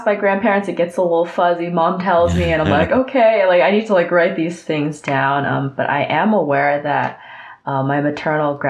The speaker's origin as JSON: {"language": "English", "town": "New York City", "region": "New York", "country": "United States", "tie": "born or raised there", "moved": "yes", "lives_now": "San Francisco, United States", "said": "I'm more of a New York City Chinatown kid"}